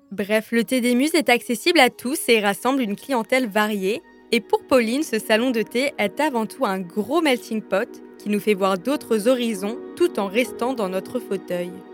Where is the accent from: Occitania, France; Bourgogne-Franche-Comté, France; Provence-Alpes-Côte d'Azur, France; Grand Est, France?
Grand Est, France; Strasbourg; also born or lived in Lyon; une petite Strasbourgeoise qui a passé deux ans à Lyon et qui avait bien besoin de retrouver ses racines.